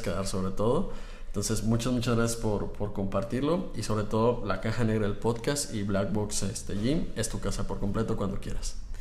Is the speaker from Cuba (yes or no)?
no; Mexico; nosotros acá como mexicanos